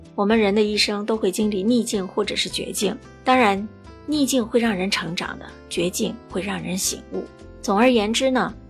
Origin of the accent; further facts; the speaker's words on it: Singapore; 我是来自新加坡的…